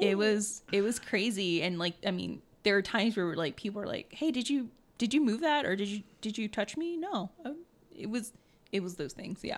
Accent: New Orleans, Louisiana, United States; I'm from New Orleans.

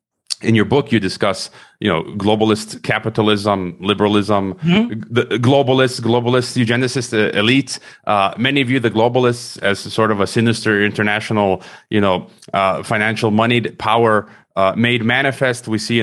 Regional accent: Chicago, Illinois, United States; now in Mexico; I was born in Chicago

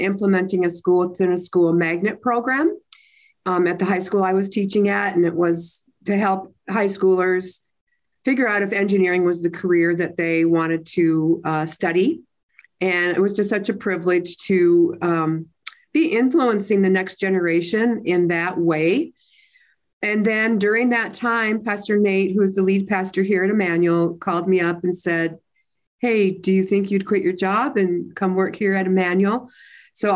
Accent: Minnesota, United States; moved away as an adult; also born or lived in Utah; I was born and raised in Minnesota

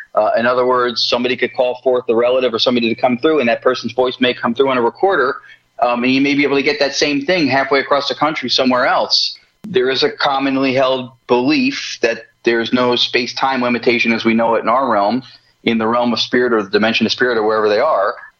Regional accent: New Jersey, United States; moved away as an adult; also born or lived in Los Angeles; So I'm from New Jersey, which is where I am back living now.

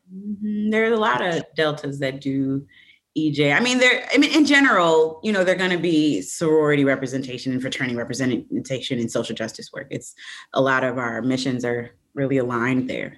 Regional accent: Evanston, Illinois, United States; I grew up in the Midwest. I grew up right right outside of Chicago in Evanston

